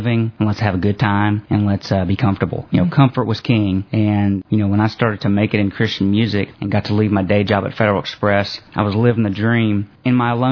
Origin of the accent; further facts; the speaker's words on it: Memphis, Tennessee, United States; this is my hometown. Born and raised here